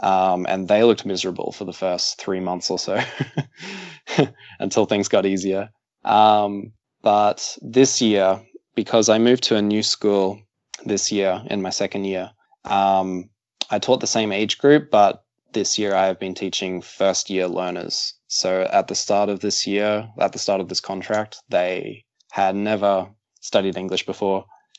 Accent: Brisbane, Queensland, Australia

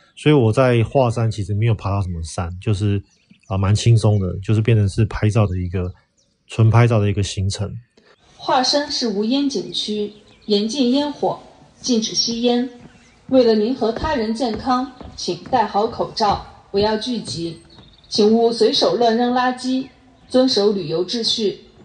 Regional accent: Taiwan; now in Xi'an, China; 我们台湾人

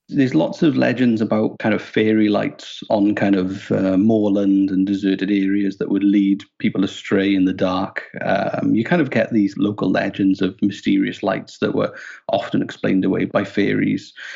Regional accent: Wales, United Kingdom; moved away as an adult; now in Nova Scotia, Canada; I'm Welsh

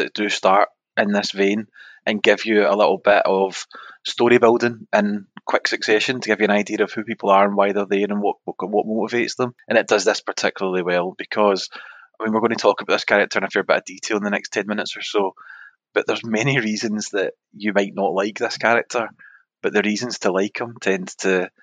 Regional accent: Scotland, United Kingdom; we're Scottish

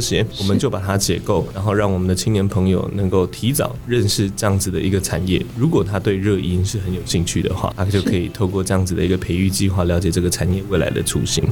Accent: Kaohsiung, Taiwan; 因为我从小就在高雄长大的

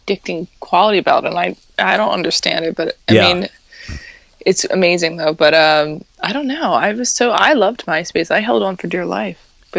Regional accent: New Jersey, United States; I'm from South Jersey, so it's right down right there.

